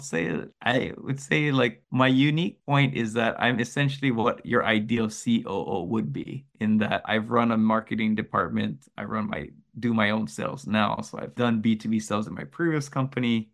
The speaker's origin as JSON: {"language": "English", "country": "United States", "first_language": "English", "moved": "yes", "lives_now": "Japan", "said": "I am Amer-, American, my, my native language is English"}